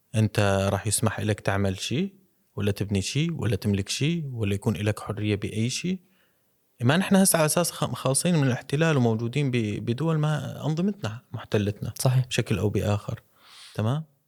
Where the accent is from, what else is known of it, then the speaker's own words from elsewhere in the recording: Syria; عندنا بسوريا